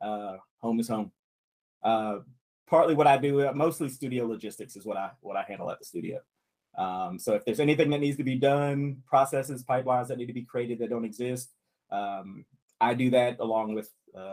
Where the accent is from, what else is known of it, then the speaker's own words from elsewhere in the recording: North Carolina, United States; also born or lived in Vancouver, Canada; I'm the director of operations at Bad Robot Games. I was born and raised in North Carolina. Lived there pretty much all of my life. About 8 years ago, I up and moved to Vancouver, BC.